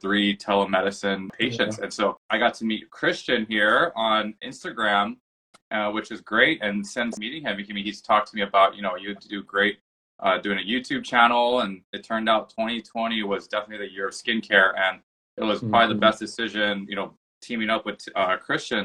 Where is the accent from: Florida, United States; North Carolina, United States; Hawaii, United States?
Hawaii, United States; moved away as an adult; also born or lived in Boston, Massachusetts; now in Seattle, United States; I'm from Hawaii originally.